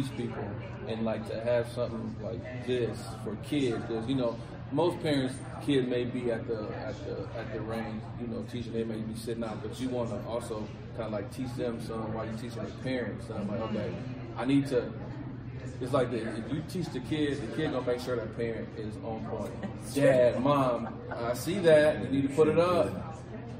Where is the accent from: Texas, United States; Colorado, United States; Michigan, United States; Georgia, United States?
Michigan, United States; Detroit; I'm from Detroit, so it's more inner city